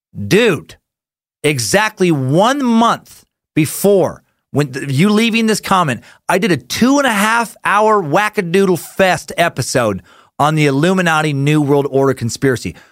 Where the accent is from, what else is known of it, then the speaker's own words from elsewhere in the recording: Idaho, United States; I'm from Idaho, and I live in Idaho.